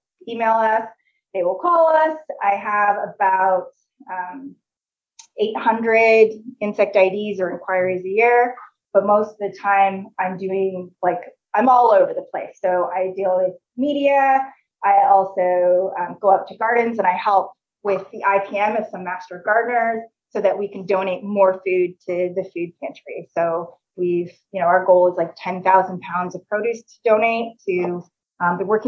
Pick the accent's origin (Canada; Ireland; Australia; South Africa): Canada; moved away as an adult; also born or lived in Indiana, United States; now in Nebraska, United States; I came from Canada